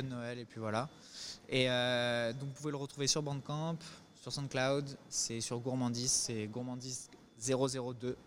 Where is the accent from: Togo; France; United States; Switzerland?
France; Paris, Île-de-France; on vient de Paris, on est de Paris